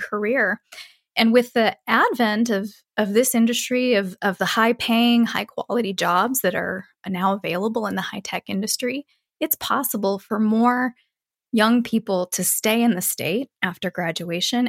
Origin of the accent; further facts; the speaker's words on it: rural Iowa, United States; moved away as an adult; also born or lived in Michigan; now in Montana, United States; I grew up in rural Iowa and attended the University of Iowa